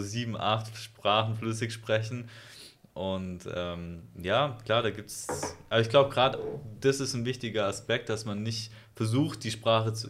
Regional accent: Germany; als Europäer oder als Deutsche

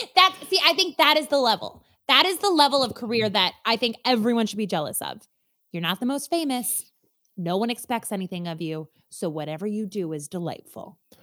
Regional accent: Minnesota, United States; I am so Minnesotan from the atoms of my being all the way outwards

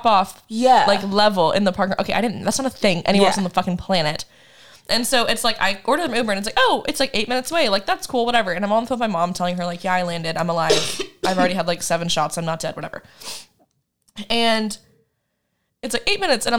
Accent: Kansas, United States; I'm from Kansas

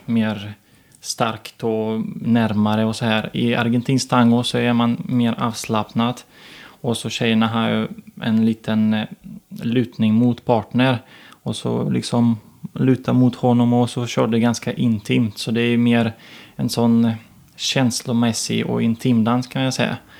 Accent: Ukraine; Swedish is a second language; also born or lived in Kyiv, Ukraine / Torsby, Sweden / Gothenburg, Sweden; now in Sweden; Jag var uppvuxen så i Ukraina

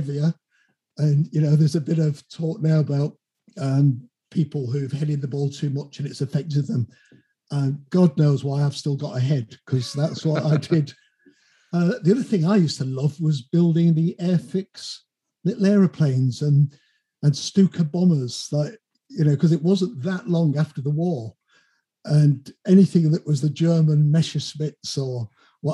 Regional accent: Manchester, North West England, United Kingdom; I grew up on a council estate called Langley Estate in Manchester

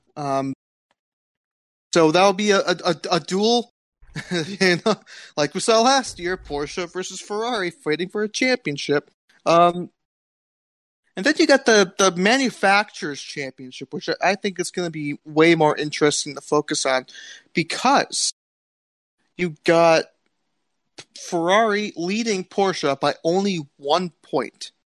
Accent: United States

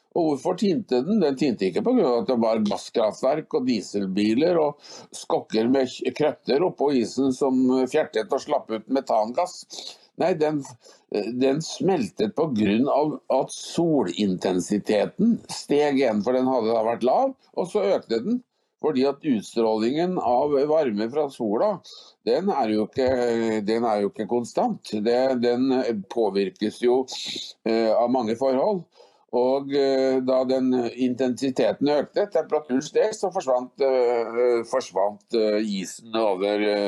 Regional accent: Trøndelag, Norway; jeg er trønder eh, i 19 generasjoner

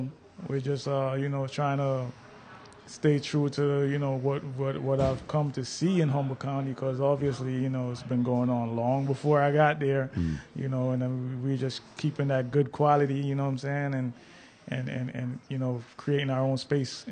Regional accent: Jamaica; also born or lived in Brooklyn, New York; now in United States; Yeah, when I came from Jamaica, we lived in Brooklyn, and I've been all over the East Coast.

